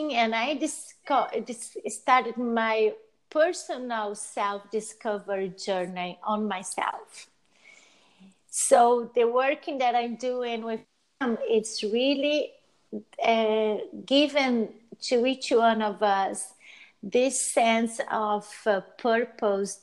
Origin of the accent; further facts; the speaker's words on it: Brazil; moved away as an adult; also born or lived in Italy; I'm originally from Brazil and my family is from Brazil